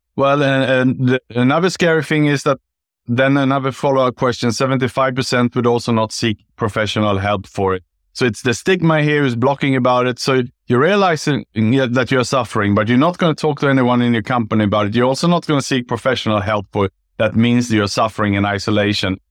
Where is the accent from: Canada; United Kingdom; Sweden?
Sweden; moved away as an adult; also born or lived in Gold Coast, Australia / Bangkok, Thailand; now in Singapore; I was born in Sweden